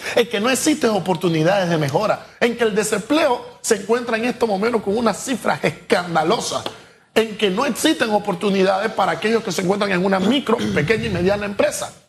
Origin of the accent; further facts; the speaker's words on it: Panama; nosotros como panameños